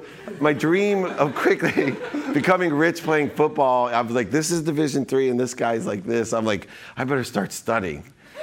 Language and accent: English; Ohio, United States; I grew up in Ohio, and I had five siblings, four brothers and a sister. But I grew up really poor.